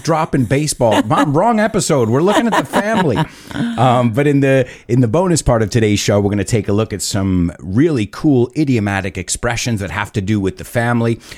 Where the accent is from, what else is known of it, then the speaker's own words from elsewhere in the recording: United States; I was born in the United States